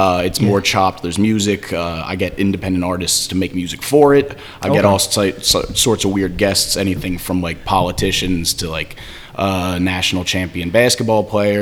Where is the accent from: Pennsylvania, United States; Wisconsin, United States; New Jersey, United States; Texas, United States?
Pennsylvania, United States; Philadelphia; growing up in Philly